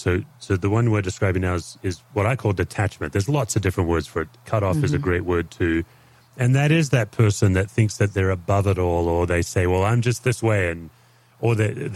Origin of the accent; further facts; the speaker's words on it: Australia; as an Aussie